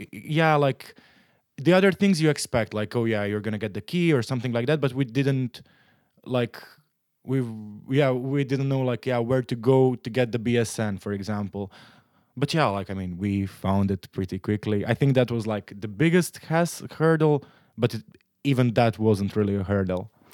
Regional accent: Split, Split-Dalmatia County, Croatia; moved away as an adult; also born or lived in Zagreb, Croatia; now in Netherlands; I'm from Croatia. I'm, I've been living in the Netherlands for two years now. I'm, uh, in Croatia, I'm from Split

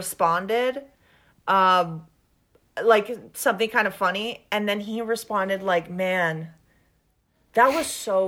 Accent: Venezuela; accent: thick Venezuelan; moved away; I'm from Venezuela

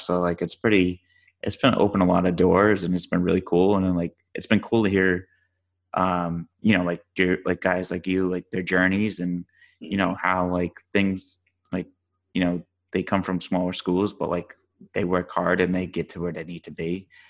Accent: Rhode Island, United States; now in Dallas, United States; I grew up in Rhode Island. I live in Dallas now

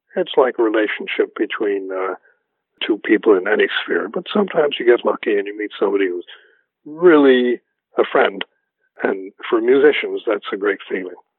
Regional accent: New York City, New York, United States; also born or lived in Mount Vernon, New York; I was born in New York City and grew up there until, oh, I don't know, when I was about 10, no, about, when I was about 11 or 12, I think, we moved to the suburb of Mount Vernon, which is directly on the border of New York

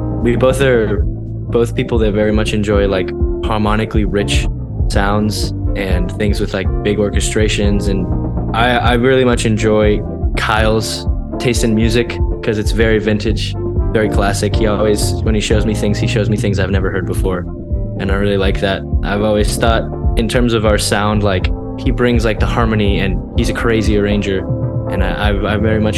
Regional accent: Colombia; also born or lived in Texas, United States; now in Boston, United States; I'm from Colombia. Yeah, I was born in Colombia. I lived in Texas for a little while.

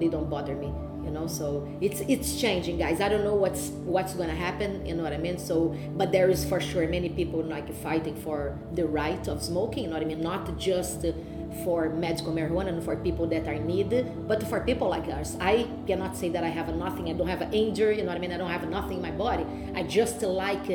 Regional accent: Rio de Janeiro, Brazil; English is a second language; moved away as an adult; now in Toronto, Canada; my background was fighting from Brazil

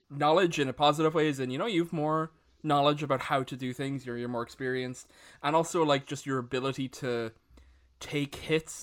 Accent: Ireland; all of us being Irish

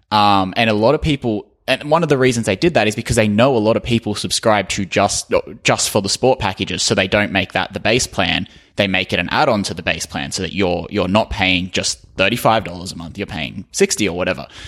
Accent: Australia; I'm Australian.

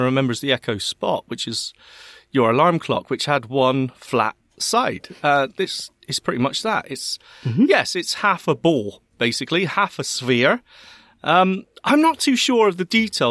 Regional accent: Bristol, South West England, United Kingdom; accent: Bristolian; me with my Bristolian accent

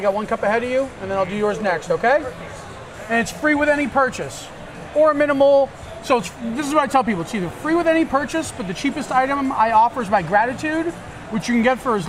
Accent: Sudbury, Massachusetts, United States; The coffee originates from a company called Sudbury Coffee Works in my hometown.

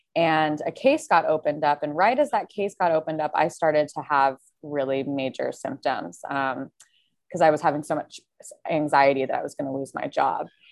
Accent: Carmel, California, United States; also born or lived in Santa Barbara / San Francisco / Los Angeles / San Diego; I'm from Carmel, um, a really small little town by Monterey.

